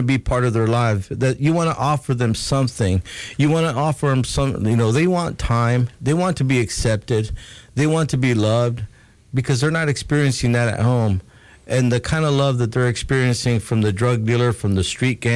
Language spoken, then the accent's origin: English; California, United States; moved away; I grew up in California where there's a lot of violence, too.